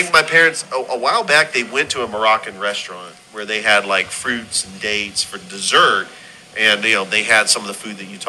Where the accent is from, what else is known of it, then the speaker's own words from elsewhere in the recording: California, United States; moved away as an adult; also born or lived in Tennessee / Georgia; I was from California and I was in Tennessee